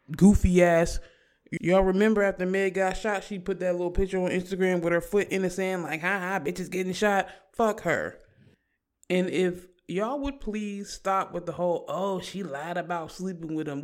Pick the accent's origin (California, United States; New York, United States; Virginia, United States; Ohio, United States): Virginia, United States; We're from Virginia